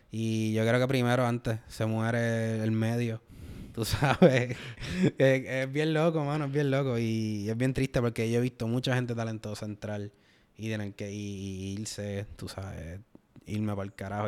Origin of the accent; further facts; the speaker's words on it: Puerto Rico; nosotros como puertorriqueños